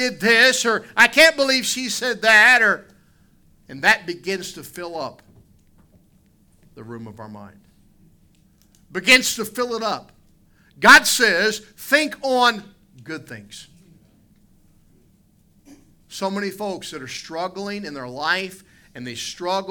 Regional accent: West Virginia, United States; I grew up in West Virginia.

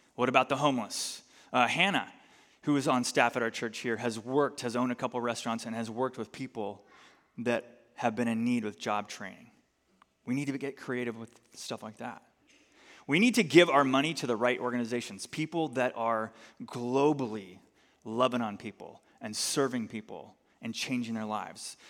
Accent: United States; as American Christians

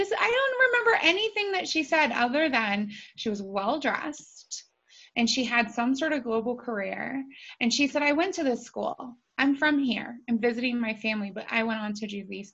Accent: Appalachia, United States; also born or lived in Dayton, Ohio; I was born to a single mom in Dayton, Ohio, and then we moved into Appalachia. So I more say that I'm from Appalachia than from Ohio, because people get a better understanding of the expectations and the environment that I grew up

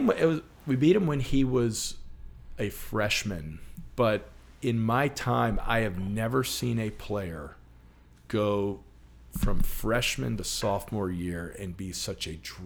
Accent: Richmond, Virginia, United States; So I was born here in Richmond. Lived here basically my whole life, and went to St. Chris for 13 years.

